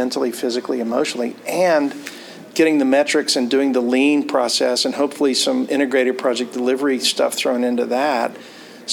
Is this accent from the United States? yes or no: yes; Mobile, Alabama, United States; I was born in Mobile, Alabama, and have very Southern roots